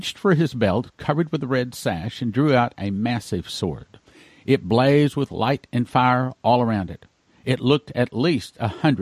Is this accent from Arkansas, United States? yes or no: no; West Texas, United States; I grew up in West Texas.